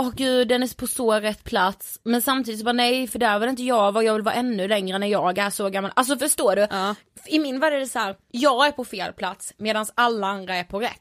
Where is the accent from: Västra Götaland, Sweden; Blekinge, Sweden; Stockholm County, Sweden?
Blekinge, Sweden; från Blekinge faktiskt där vi är uppvuxna